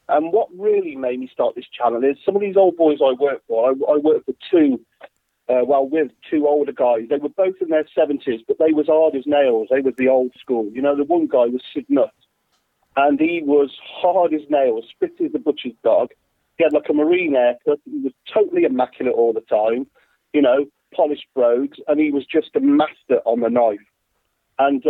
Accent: Worcester, West Midlands, United Kingdom; I was born and raised in Worcester in the UK, a beautiful town of Worcester. I live here

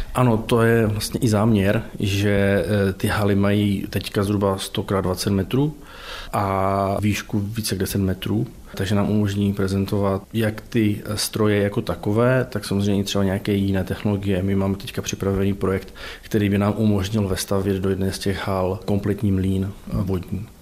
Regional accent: near Zlín, Central Moravia, Zlín Region, Czechia; moved away as an adult; also born or lived in Opava; now in Ostrava, Czech Republic; pocházím eh, od Zlína, ze Střední Moravy

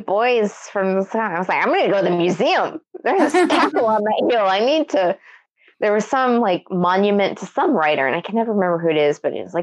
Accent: Arkansas, United States; we're from Arkansas

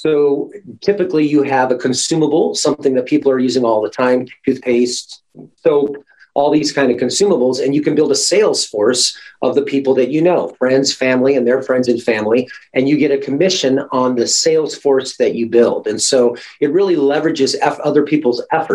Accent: Alaska, United States; my mom and I grew up born and raised in Alaska.

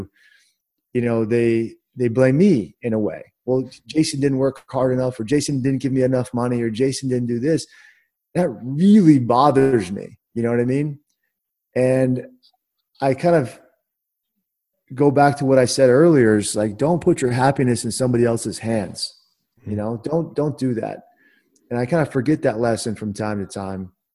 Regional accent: Washington, District of Columbia, United States; I'm from Washington, D.C.

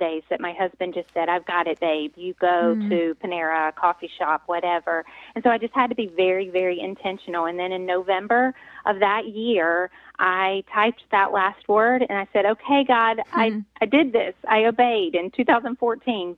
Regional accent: North Carolina, United States; accent: southern twang; moved away as an adult; now in Pennsylvania, United States; I am originally from North Carolina, so I have lived about half my life now in Pennsylvania. So, but yes, born and raised a southern gal from North Carolina.

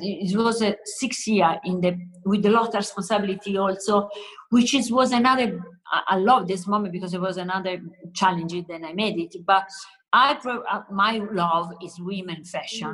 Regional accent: Southern Italy, Italy; English is a second language; moved away; I come from South Italy, where it's typical, no, colorful, joyful.

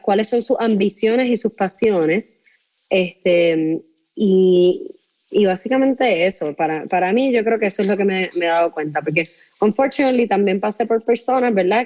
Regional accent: Puerto Rico; yo soy puertorriqueña

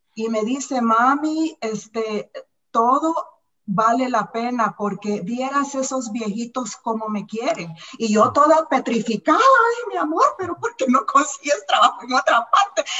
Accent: El Salvador; moved away as an adult; now in United States; soy salvadoreña, orgullosamente salvadoreña

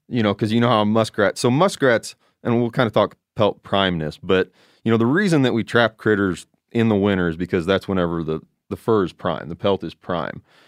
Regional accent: Southern Illinois, United States; I'm from Illinois, Southern Illinois.

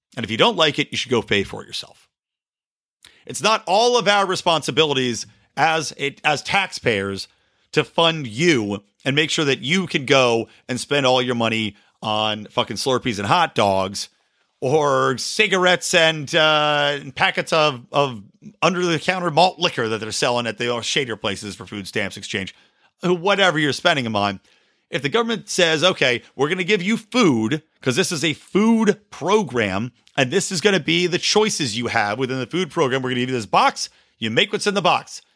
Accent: United States; I enjoy being an American

